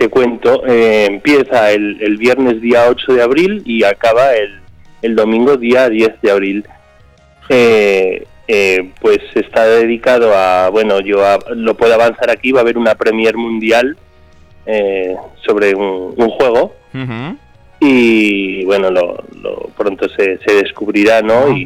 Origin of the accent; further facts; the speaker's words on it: Murchante, Navarre, Spain; En la Casa de Cultura de, mi pueblo, en Murchante.